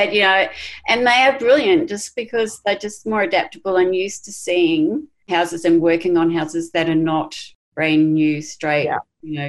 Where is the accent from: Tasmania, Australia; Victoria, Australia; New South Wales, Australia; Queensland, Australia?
Queensland, Australia; And I go, you know, as a Queenslander, it's not going to be straight.